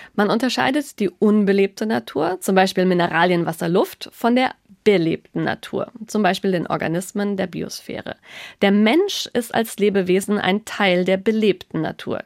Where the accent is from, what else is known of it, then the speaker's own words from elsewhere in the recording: Germany; bei uns in Deutschland